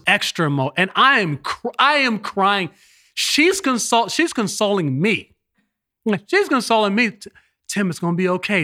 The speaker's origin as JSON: {"language": "English", "town": "Los Angeles", "region": "California", "country": "United States", "tie": "born or raised there", "moved": "yes", "lives_now": "East Coast, United States", "said": "I live on the East Coast, but I was born in Los Angeles"}